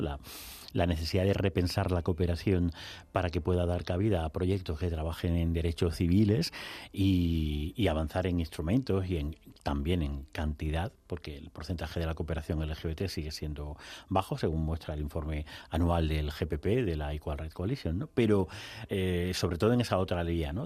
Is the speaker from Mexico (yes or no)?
no; Extremadura, Spain; uno como extremeño